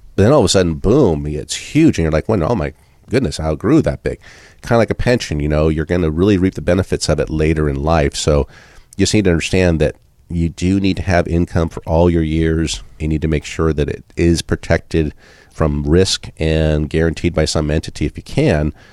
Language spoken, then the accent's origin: English; Southern California, United States; now in Iowa, United States; I grew up in Southern California